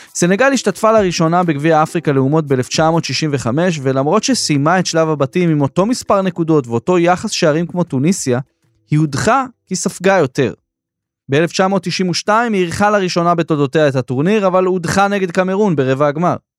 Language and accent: Hebrew; Israel